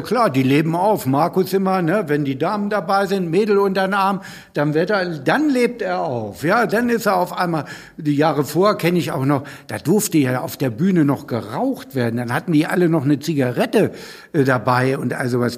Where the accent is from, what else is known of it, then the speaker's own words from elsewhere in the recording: Northern Germany, Germany; Ich als Norddeutscher